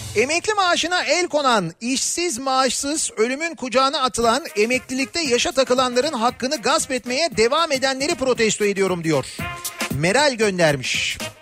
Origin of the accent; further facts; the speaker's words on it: Istanbul, Turkey; Bir İstanbullu olarak